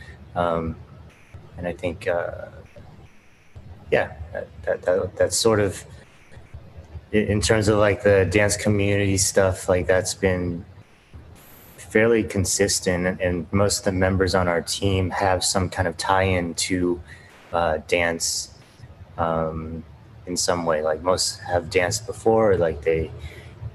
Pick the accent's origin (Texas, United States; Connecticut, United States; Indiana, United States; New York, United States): New York, United States; upstate; moved away as an adult; also born or lived in Syracuse, New York; now in Los Angeles, United States; I grew up in New York, upstate New York